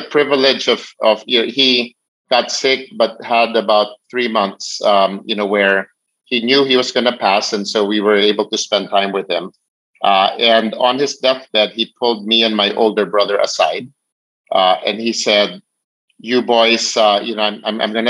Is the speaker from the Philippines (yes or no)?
yes; Philippines; I was born in the Philippines